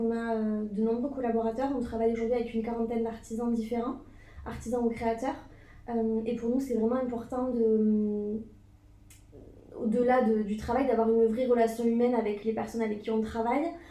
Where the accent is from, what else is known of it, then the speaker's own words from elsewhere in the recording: Toulouse, Occitania, France; also born or lived in Bordeaux; Je suis originaire de Toulouse